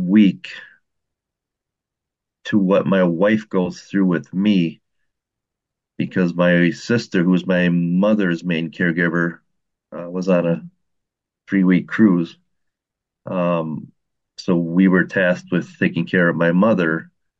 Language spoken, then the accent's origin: English; Wisconsin, United States; I'm from Wisconsin.